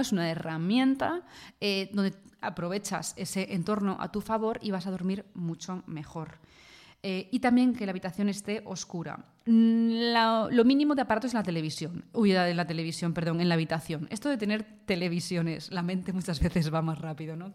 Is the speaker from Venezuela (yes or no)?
no; Spain; yo soy de España y aquí en España